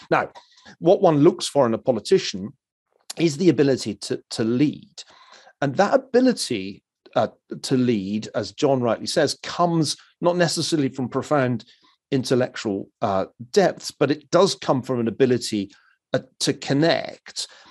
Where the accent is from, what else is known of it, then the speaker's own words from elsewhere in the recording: Glasgow, Scotland, United Kingdom; moved away as an adult; I was from Glasgow, which meant that I was an outsider geographically